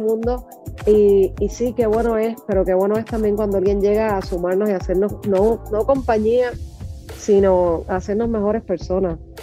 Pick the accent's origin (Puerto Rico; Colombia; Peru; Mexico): Puerto Rico; Puerto Rico que es mi, obviamente que, es mi tierra y que, es mi cuna